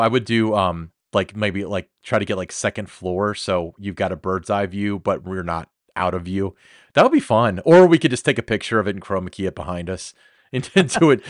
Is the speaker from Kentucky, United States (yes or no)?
yes; Kentucky, United States; I'm from Kentucky